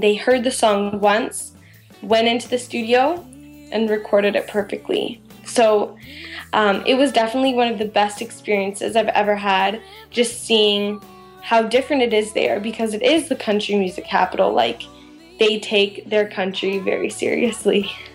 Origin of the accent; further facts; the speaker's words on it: London, Ontario, Canada; I'm from London, Ontario